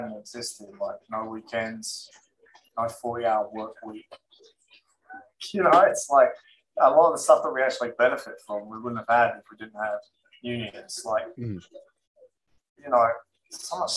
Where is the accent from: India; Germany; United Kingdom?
United Kingdom; East Anglia, East of England; now in Florida, United States; in England, I come from East Anglia